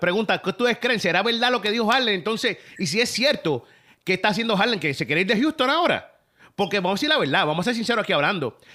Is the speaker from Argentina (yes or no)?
no; Caguas, Puerto Rico; yo soy de Cagua